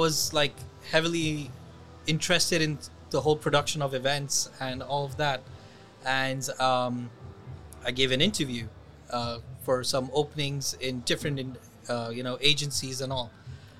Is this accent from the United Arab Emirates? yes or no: yes; Dubai, United Arab Emirates; I am person who's born and raised in Dubai.